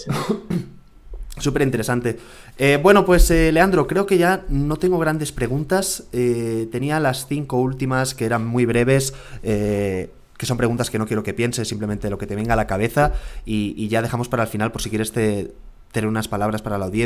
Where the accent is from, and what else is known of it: Barcelona, Catalonia, Spain